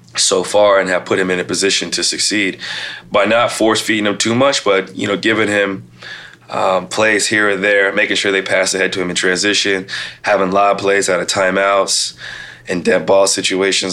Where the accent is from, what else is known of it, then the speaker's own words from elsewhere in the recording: Midwest, United States; now in Portland, United States; I'm from the Midwest